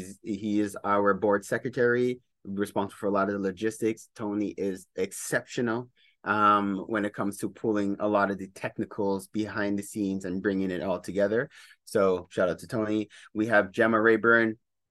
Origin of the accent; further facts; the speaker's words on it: Montreal, Quebec, Canada; I am a Trinidadian descent, born in Montreal, but Trini to the bone.